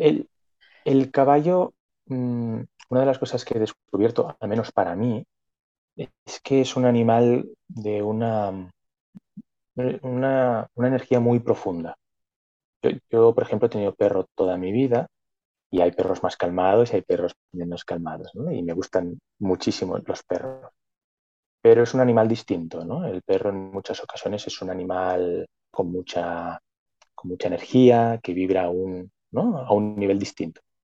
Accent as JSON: {"language": "Spanish", "town": "Barcelona", "region": "Catalonia", "country": "Spain", "tie": "born or raised there", "said": "nací en Barcelona, en la zona capital, siempre estuve viviendo en la ciudad"}